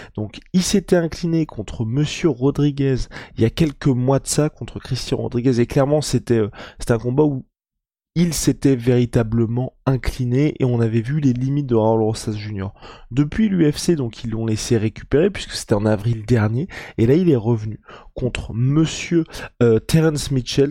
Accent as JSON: {"language": "French", "country": "France", "said": "Moi, en tant que Français"}